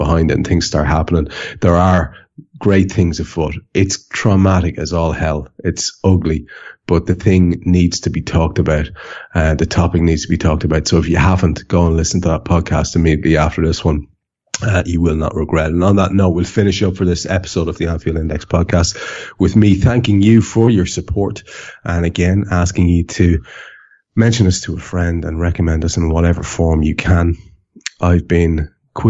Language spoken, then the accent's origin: English; Ireland; I'm Irish